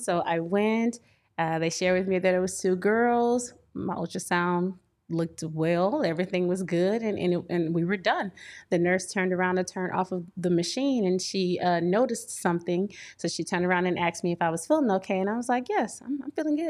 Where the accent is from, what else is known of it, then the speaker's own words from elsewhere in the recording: Port Arthur, Texas, United States; moved away as an adult; also born or lived in Illinois (St. Louis metro area); now in Illinois, United States; I hail from Texas, Port Arthur, Texas, to be exact. I've been here almost seven years now. I'm on the Illinois side